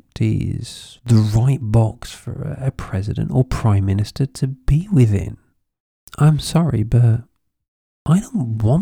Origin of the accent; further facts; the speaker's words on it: United Kingdom; now in Spain; I'm British by birth. I live in Spain.